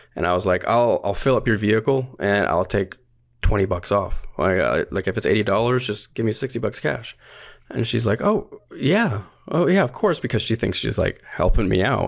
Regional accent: North Pole, Alaska, United States; I was born and raised in North Pole, Alaska

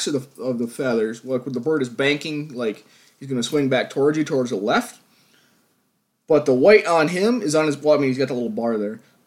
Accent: New York, United States; my home state of New York

